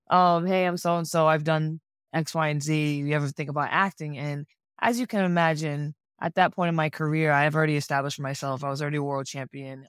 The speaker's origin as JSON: {"language": "English", "town": "Providence", "region": "Rhode Island", "country": "United States", "moved": "yes", "lives_now": "Philadelphia, United States", "said": "I currently live in Philadelphia, but I am originally from Providence, Rhode Island"}